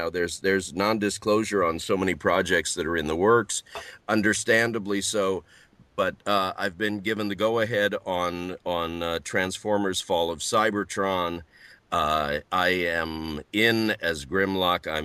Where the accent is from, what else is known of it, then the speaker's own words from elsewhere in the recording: St. Louis, Missouri, United States; I'm from the middle of the middle, uh, St. Louis, Missouri.